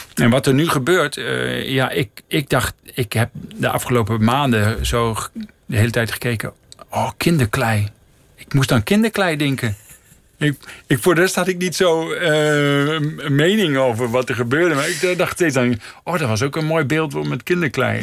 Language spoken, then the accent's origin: Dutch; Netherlands; moved away as an adult; also born or lived in Delfzijl, Netherlands / Middelstum, Netherlands / Emmen, Netherlands / Kampen, Netherlands; now in Rotterdam, Netherlands; ik werd geboren in Delfzijl en ik ben een poosje opgegroeid in Middelstum, een dorpje bij Groningen